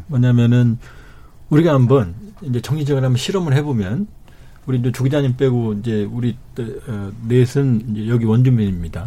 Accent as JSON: {"language": "Korean", "country": "North Korea", "moved": "yes", "lives_now": "South Korea", "said": "제가 남자 탈북민인데"}